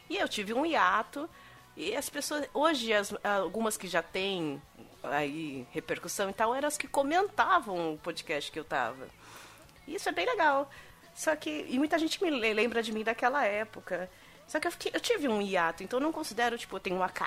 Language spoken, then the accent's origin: Portuguese; São Bernardo do Campo, São Paulo, Brazil; eu sou de São Bernardo.